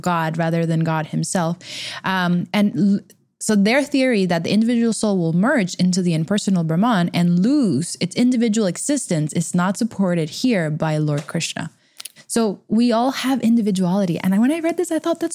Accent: Texas, United States; both from Texas

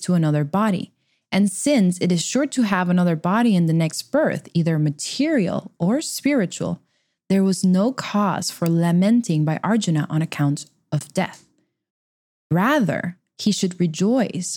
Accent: Texas, United States; both from Texas

